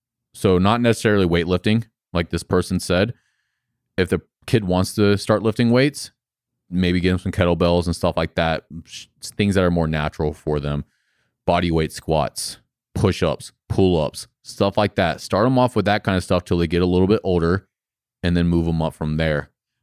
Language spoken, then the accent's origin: English; Florida, United States; There's no way that I would have thought that I would have a gym in North Carolina. I'm not even from North Carolina. I'm from Florida.